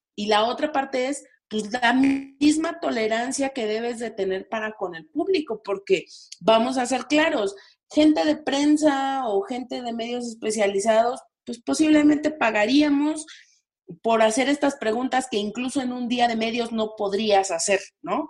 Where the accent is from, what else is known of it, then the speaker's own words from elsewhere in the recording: Mexico; como mexicanos